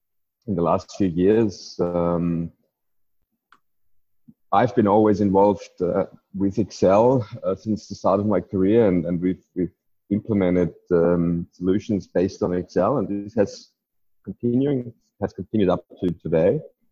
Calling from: Wanaka, Otago, New Zealand; I'm joining today from New Zealand, of all places, probably as close as you can get. I'm nearly at the southern end of New Zealand, in a place called Wanaka.

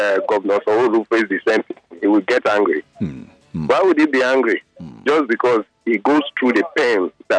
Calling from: Niger State, Nigeria; calling from Niger.

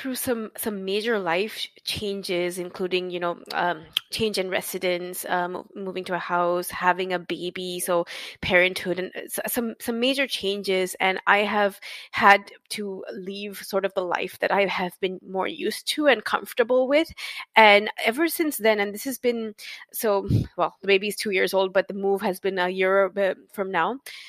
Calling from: Saint John, New Brunswick, Canada; No, I'm in St. John, New Brunswick, so okay. Near the east coast.

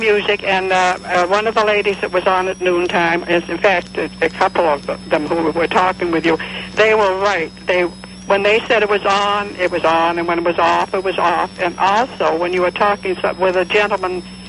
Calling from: Florida, United States; I'm calling from South Dade, Neil.

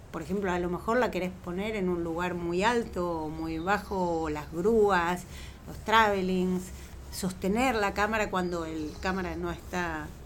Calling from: Belgrano, Buenos Aires, Argentina; Hola, soy … de Belgrano y tengo una pregunta para Marlene.

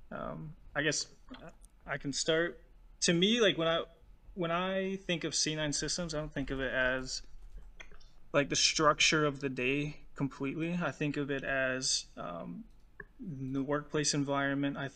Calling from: La Crosse, Wisconsin, United States; Um, I'm calling from La Crosse, Wisconsin.

